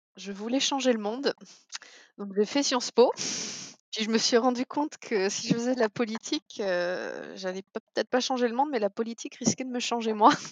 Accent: Canada; en tant que Canadienne

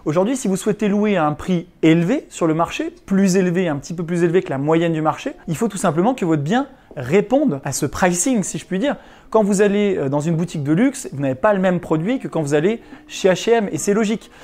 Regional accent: Chambéry, Auvergne-Rhône-Alpes, France

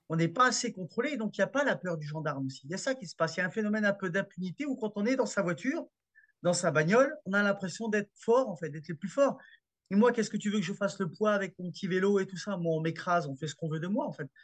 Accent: France; chez nous, en France

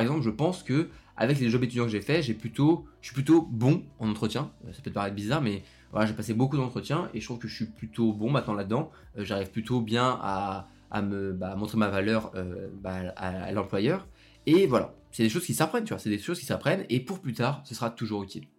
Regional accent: Lyon, Auvergne-Rhône-Alpes, France; moi je suis de Lyon.

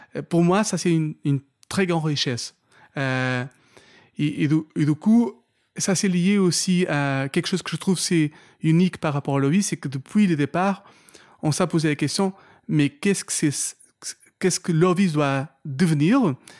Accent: Portugal; French is a second language; moved away as an adult; also born or lived in London; now in France; y rester toute ma vie au Portugal. J'ai grandi là-bas

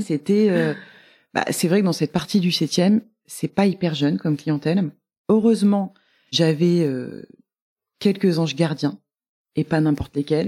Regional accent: Marseille, Provence-Alpes-Côte d'Azur, France; moved away as an adult; also born or lived in Amiens / Cassis; now in Paris, France; je suis née à Amiens, mais j'y suis restée six mois, je pense. Et ensuite j'ai un petit peu déménagé quand j'étais petite, mais j'ai passé mes plus belles années à Marseille. Enfin à Cassis. En revanche j'étais au lycée à Marseille

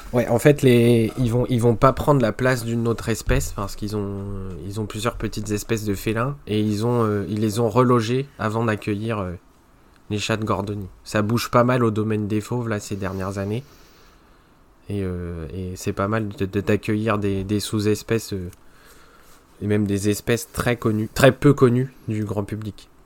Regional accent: Normandy, France; je suis normand

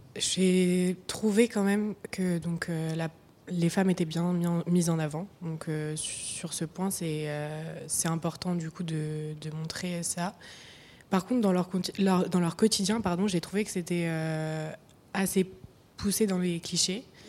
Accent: Nancy, Grand Est, France; now in Paris, France; je viens de Nancy, enfin, c'est principalement là où j'ai passé le plus de temps dans ma vie

